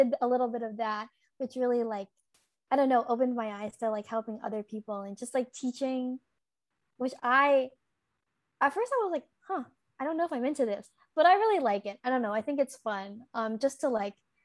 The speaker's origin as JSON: {"language": "English", "town": "Chicago", "region": "Illinois", "country": "United States", "said": "I'm from Chicago"}